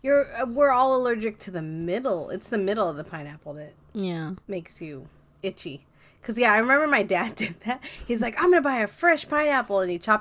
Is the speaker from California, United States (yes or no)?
yes; Montebello, California, United States; Well, I grew up in Montebello, and we had the same thing.